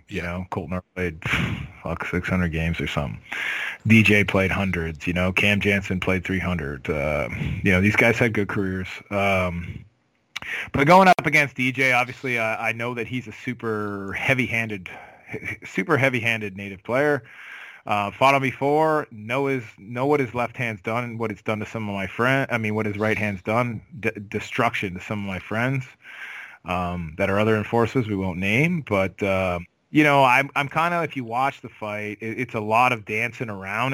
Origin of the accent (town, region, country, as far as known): Cambridge, Ontario, Canada; born or raised there